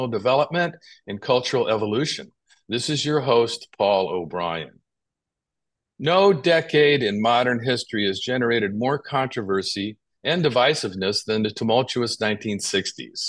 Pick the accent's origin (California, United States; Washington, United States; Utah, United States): California, United States; San Francisco; I grew up in San Francisco in the 60s